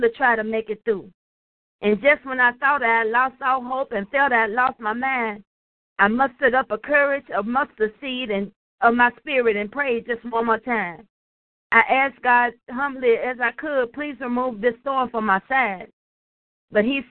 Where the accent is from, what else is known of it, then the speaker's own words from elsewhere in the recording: Nashville, Tennessee, United States; I'm from Nashville, Tennessee